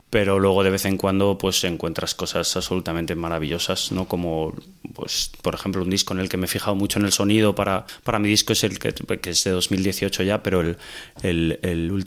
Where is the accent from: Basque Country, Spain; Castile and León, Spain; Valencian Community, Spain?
Castile and León, Spain; Salamanca; que somos de Salamanca